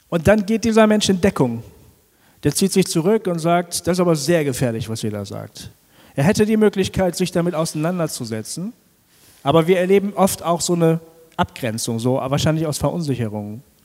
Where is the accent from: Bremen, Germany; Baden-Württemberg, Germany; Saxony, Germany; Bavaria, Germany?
Bremen, Germany; ich bin ein Bremer, gebürtiger Bremer